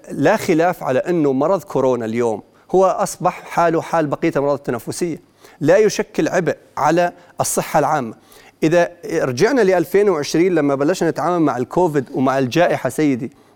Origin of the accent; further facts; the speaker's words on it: Jordan; احنا اولاد البلد واحنا احنا مواطنين